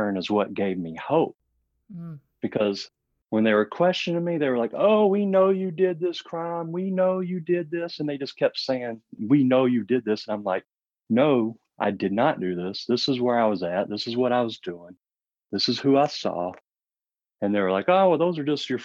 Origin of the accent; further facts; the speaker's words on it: Marion, Arkansas, United States; also born or lived in Memphis, Tennessee; we moved from Memphis to Marion